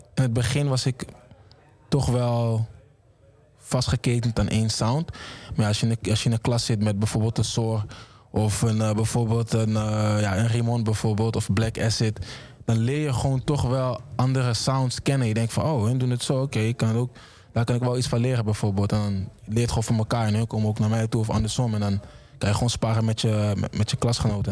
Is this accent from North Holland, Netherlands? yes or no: yes; Amsterdam, North Holland, Netherlands; ik kom uit Amsterdam Oost